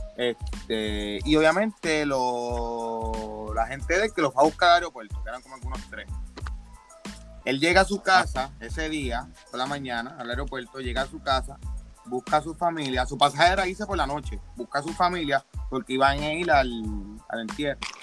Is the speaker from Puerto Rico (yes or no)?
yes; Puerto Rico; somos de Puerto Rico.